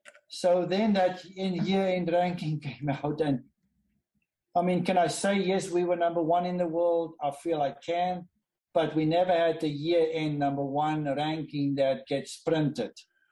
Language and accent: English; South Africa; I was from South Africa. And during the apartheid, not a lot of people wanted to sponsor South Africans.